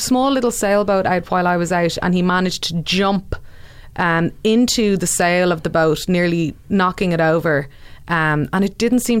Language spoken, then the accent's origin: English; Dublin, Leinster, Ireland; I'm born in Dublin, but my dad is from Cavan. What does that make me? Quarter Cavan?